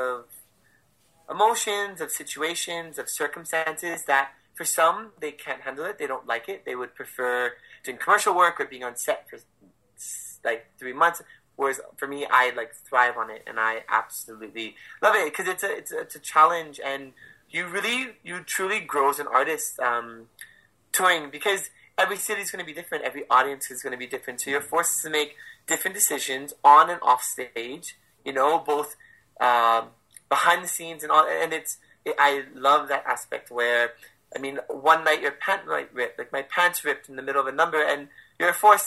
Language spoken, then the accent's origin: English; Hawaii, United States; it's my hometown